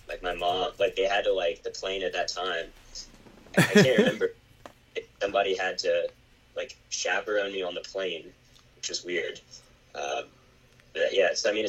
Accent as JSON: {"language": "English", "town": "Winston-Salem", "region": "North Carolina", "country": "United States", "also_born_or_lived": "San Diego, California", "lives_now": "Charlotte, United States", "said": "I'm originally from Winston-Salem, North Carolina, and then I now live in Charlotte, North Carolina. So I've been here most of my life, except I did live in San Diego for a little bit of time, and came back here to Charlotte."}